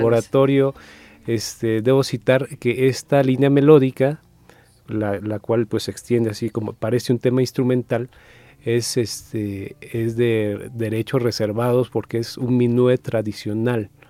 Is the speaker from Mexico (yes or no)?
yes; Mexico; los que somos muy arriesga, arraigados, pues, a, a, a México